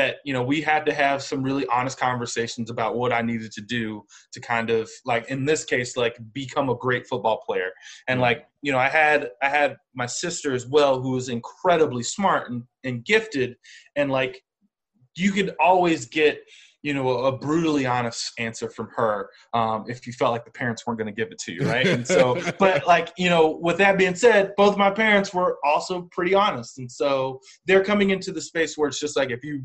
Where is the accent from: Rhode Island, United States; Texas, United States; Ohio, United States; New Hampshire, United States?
Ohio, United States; Cincinnati; I grew up in Cincinnati